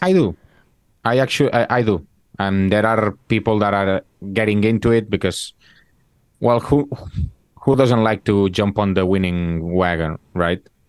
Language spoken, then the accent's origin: English; Barcelona, Catalonia, Spain; I am from Barcelona